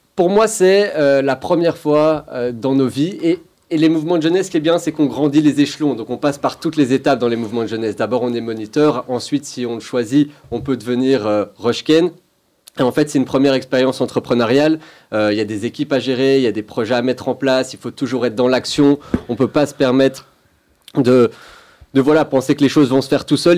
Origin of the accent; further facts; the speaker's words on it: Belgium; moved away as an adult; j'ai grandi en Belgique